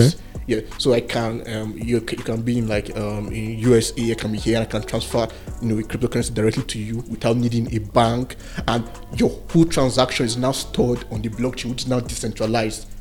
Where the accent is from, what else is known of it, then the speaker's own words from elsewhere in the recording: Jos, Plateau, Nigeria; I was born and raised here in Jos